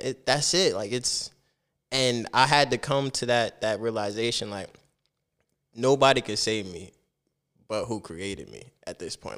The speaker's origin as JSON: {"language": "English", "town": "Piscataway", "region": "New Jersey", "country": "United States", "tie": "born or raised there", "also_born_or_lived": "Plainfield, New Jersey", "said": "Piscataway was it though"}